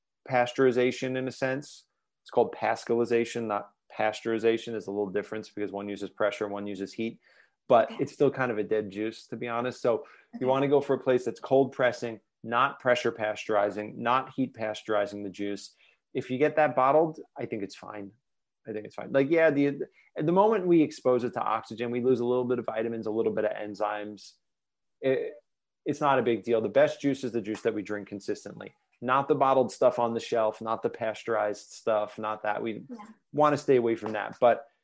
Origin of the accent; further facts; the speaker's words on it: New York, United States; moved away as an adult; now in Ashland, United States; I'm from New York, by the way, and I live in Ashland, Oregon